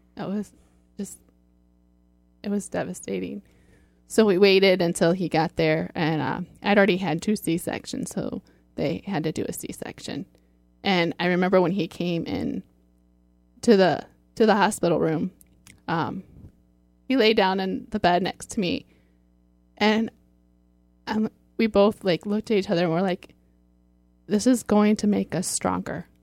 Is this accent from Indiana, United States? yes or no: yes; Fort Wayne, Indiana, United States; moved away as an adult; now in Sylvania, United States; I'm from Fort Wayne, and we moved to Sylvania